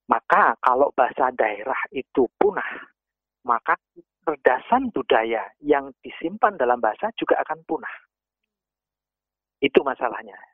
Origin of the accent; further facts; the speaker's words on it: Java, Indonesia; saya ambil saja Jawa saya sebagai orang Jawa